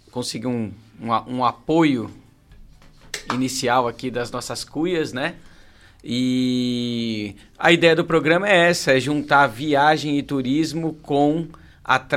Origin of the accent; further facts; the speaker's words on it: São Paulo, Brazil; now in Torres, Brazil; eu vim de São Paulo, estou aqui há sete meses em Torres